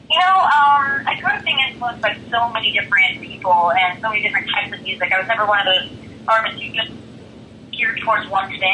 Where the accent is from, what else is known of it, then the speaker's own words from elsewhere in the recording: Florida, United States; I grew up in Florida